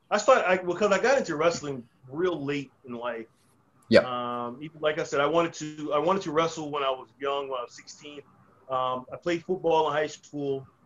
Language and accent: English; New Jersey, United States; also born or lived in North Carolina; I, I grew up in two places, I grew up in New Jersey, and then I grew up in North Carolina.